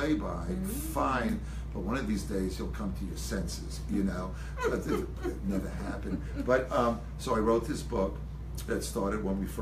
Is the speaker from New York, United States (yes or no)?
yes; Long Island, New York, United States; I grew up on Long Island